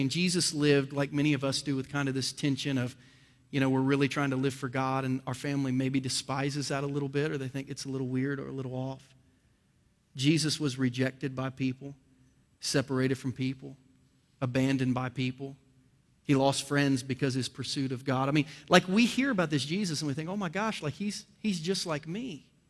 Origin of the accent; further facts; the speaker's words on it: Ohio, United States; now in Kansas City, United States; I was born and raised in Ohio